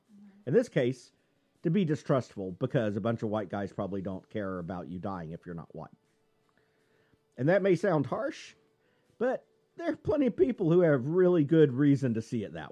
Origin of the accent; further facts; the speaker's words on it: Texas, United States; I'm from Texas, goddammit. That's what we do. And the family is from Texas.